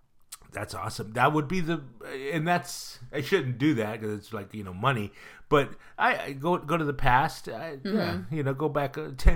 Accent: Pleasanton, California, United States; I was raised in Pleasanton with no AC.

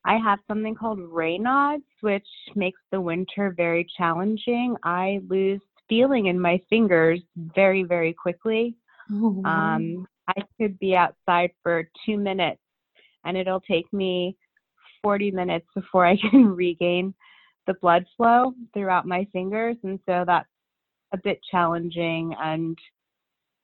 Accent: Princeton, New Jersey, United States; now in New York, United States; I was raised in Princeton, New Jersey

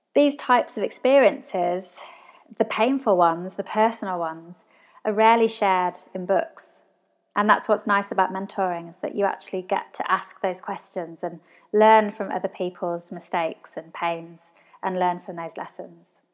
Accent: England, United Kingdom; now in Australia; So I'm from England, all my family are over in England

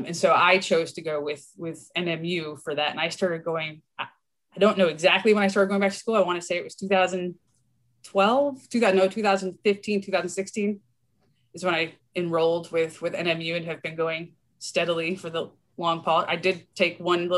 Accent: Michigan, United States; I'm a Michigander

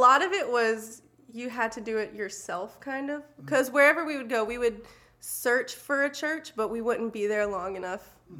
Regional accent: Alabama, United States; born there; I was born in Alabama, but my dad worked construction, so we ended up like traveling every couple of months

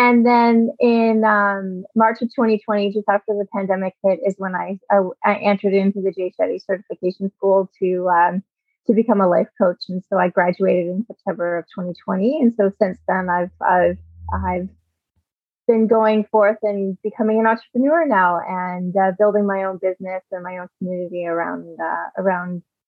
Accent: Edmonton, Alberta, Canada; born there; But I was born in Edmonton, Alberta, to a military family. My dad was a military pilot when I was born. So we did a lot of moving.

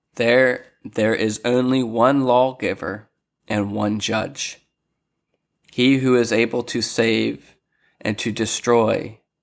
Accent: Lancaster, Pennsylvania, United States; moved away as an adult; also born or lived in Philadelphia, Pennsylvania; now in Sarasota, United States; I'm originally from Lancaster, Pennsylvania. Um, my family migrated out of Philly to Lancaster, grew up there

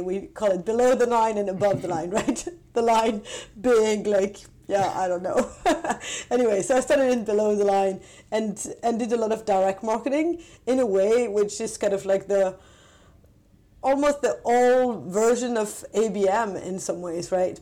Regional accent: France; also born or lived in London / Paris / San Francisco; now in Stockholm, Sweden; I'm originally from France

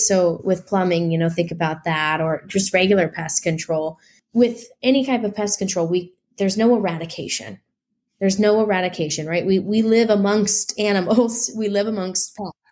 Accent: Nebraska, United States; also born or lived in Midwest; now in Los Angeles, United States; I'm originally from Nebraska

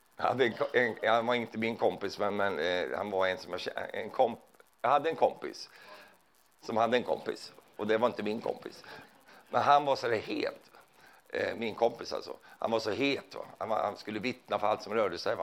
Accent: Sweden; jag är ju från Sverige

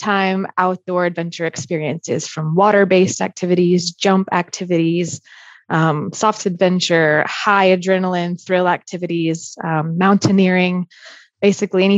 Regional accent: Central Florida, United States; moved away as an adult; now in Interlaken, Switzerland; I'm originally from Florida, born and raised in Central Florida

